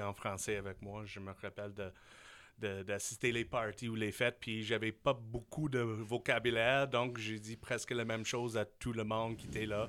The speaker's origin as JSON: {"language": "French", "region": "Saskatchewan", "country": "Canada", "also_born_or_lived": "Switzerland / Taiwan", "second_language": "French", "moved": "as an adult", "said": "je suis un gars de la Saskatchewan."}